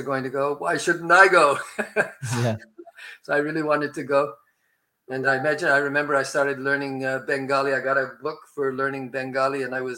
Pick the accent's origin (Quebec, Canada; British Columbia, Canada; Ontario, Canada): Quebec, Canada; Montreal; I'm talking to you from Montreal, which is where I spent most of my adolescent life